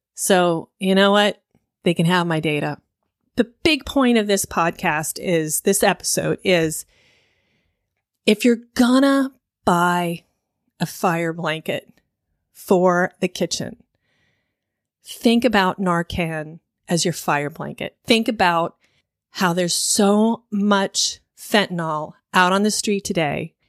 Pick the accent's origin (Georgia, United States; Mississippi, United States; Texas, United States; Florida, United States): Florida, United States; Miami; I grew up in Miami in the 80s